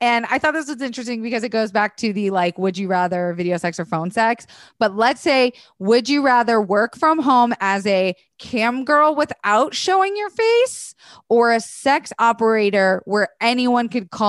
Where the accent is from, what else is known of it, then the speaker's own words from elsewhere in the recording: Tampa, Florida, United States; I'm from Tampa.